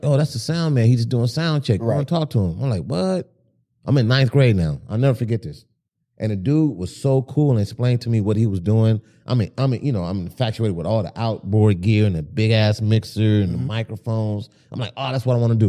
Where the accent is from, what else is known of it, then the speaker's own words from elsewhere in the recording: Compton, California, United States; Born and raised in Compton.